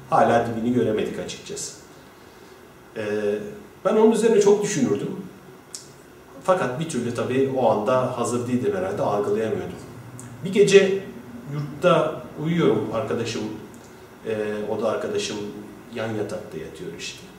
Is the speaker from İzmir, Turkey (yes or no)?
no; Mersin, Turkey; moved away as an adult; 18 Kasım 1976'da Mersin'de doğdum. Ee, Mersin Toros Lisesi'ni bitirdikten sonra Ankara Üniversitesi İletişim Fakültesi'ne 1994 yılında e, girdim.